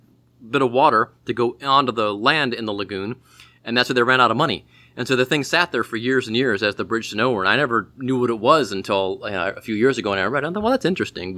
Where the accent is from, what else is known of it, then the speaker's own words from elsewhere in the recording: Orange, Ohio, United States; Garfield was from my hometown. Well, he's from Orange, Ohio.